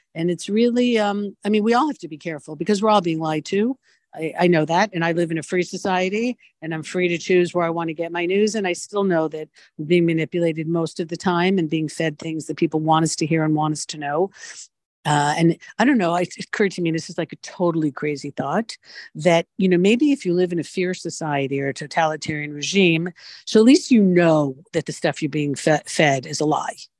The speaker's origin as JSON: {"language": "English", "country": "United States", "moved": "yes", "said": "I am from an American background and spend more time in the United States and understand the mentality there."}